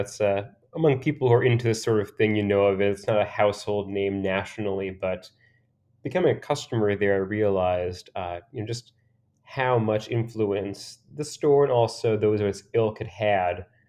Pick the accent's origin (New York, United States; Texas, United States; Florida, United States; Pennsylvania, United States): Pennsylvania, United States; moved away as an adult; also born or lived in Boston; I'm from Pennsylvania originally, from a small kinda former coal mining town